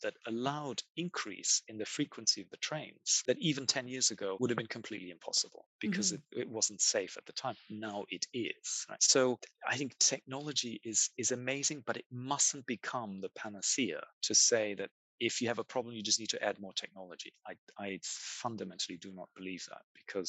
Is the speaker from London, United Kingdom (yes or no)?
yes; London, United Kingdom; I am a Londoner.